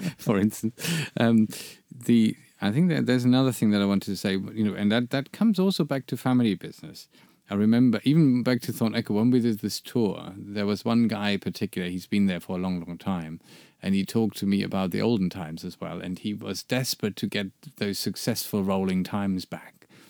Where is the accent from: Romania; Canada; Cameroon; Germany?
Germany; I'm from Germany